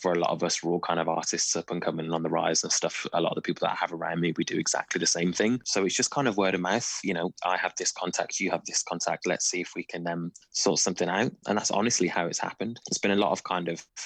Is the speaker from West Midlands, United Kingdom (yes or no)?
yes; Wolverhampton, West Midlands, United Kingdom; So I grew up in Wolverhampton